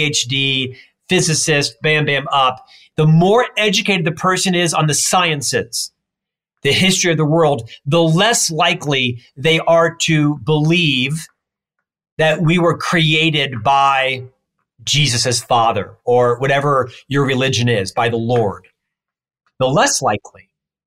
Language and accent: English; Florida, United States; moved away as an adult; now in Utah, United States; I'm from Florida.